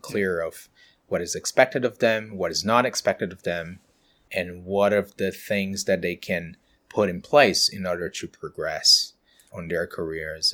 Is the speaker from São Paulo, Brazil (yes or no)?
yes; countryside of São Paulo, Brazil; moved away as an adult; now in Auckland, New Zealand; I'm from Brazil, so we're the, the city on the countryside of São Paulo